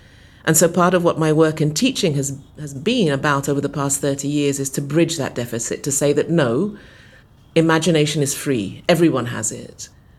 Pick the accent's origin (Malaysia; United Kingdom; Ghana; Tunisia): Ghana; one of the byproducts of growing up in Ghana, in West Africa, you know, during the 60s and 70s, as I did as a child